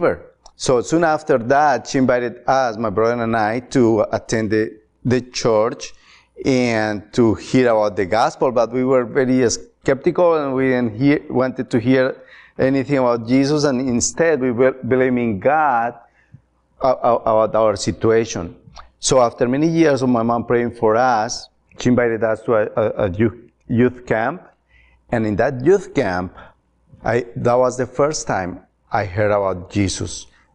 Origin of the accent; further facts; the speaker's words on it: Colombia; also born or lived in Atlanta, Georgia; now in Ohio, United States; I'm from Colombia, and I grew up in a Catholic home